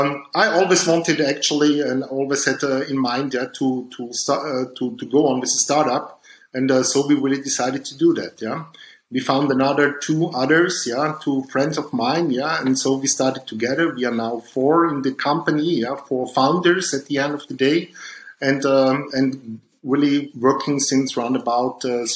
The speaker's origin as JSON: {"language": "English", "town": "Dornbirn", "region": "Vorarlberg", "country": "Austria", "tie": "born there", "said": "Yeah, I was born in Dombien, that's near the Lake of Constance in Vorarlberg in Austria."}